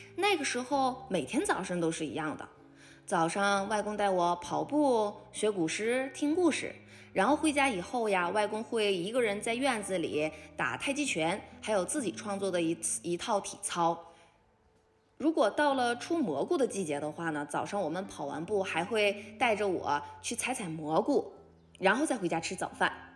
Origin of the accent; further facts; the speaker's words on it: Changchun, Jilin, China; moved away; 我是来自东北长春的